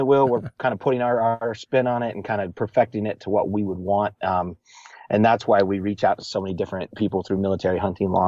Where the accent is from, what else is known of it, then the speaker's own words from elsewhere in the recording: Montana, United States; I grew up in Montana in the winters.